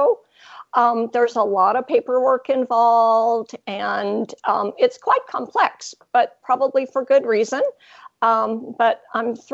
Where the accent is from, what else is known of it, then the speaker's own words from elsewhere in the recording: Hawaii, United States; moved away as an adult; also born or lived in California / Texas; now in Ontario, Canada; I grew up in Hawaii with a few years in California, and then I went to university in Texas and stayed there for decades until I came up here